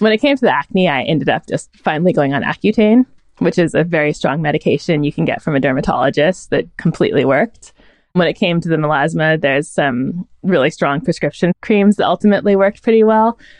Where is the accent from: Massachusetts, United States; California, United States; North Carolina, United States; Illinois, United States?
California, United States; Northern; I was raised in Northern California